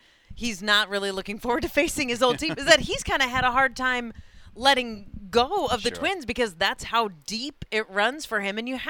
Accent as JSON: {"language": "English", "town": "Minot", "region": "North Dakota", "country": "United States", "tie": "born or raised there", "said": "I grew up in Minot, North Dakota"}